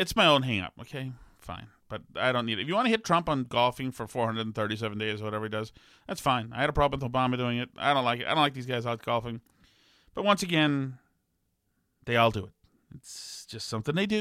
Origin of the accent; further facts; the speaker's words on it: England, United Kingdom; moved away; I'm English.